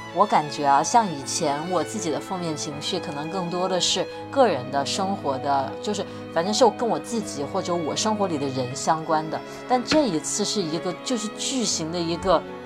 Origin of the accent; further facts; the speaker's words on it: Wuhan, Hubei, China; 我在武汉长大